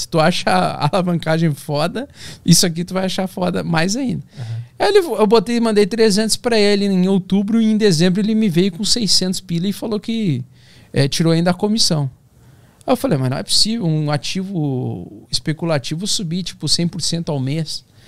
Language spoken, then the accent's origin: Portuguese; Vera Cruz, Rio Grande do Sul, Brazil; eu nasci no interior do Rio Grande do Sul, então, tipo, uma cidade de 20 mil habitantes